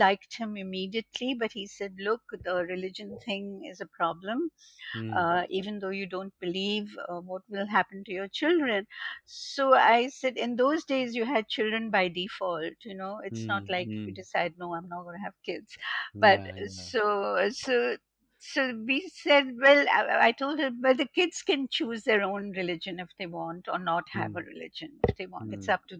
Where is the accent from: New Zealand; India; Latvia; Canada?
India; Kolkata, West Bengal; in 1971, when I came from Calcutta to Bombay back, I joined the Xavier's Institute of Mass Communications